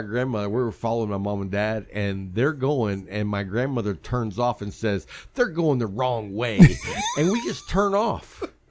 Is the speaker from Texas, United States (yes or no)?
yes; West Texas, United States; I grew up in West Texas where there's cotton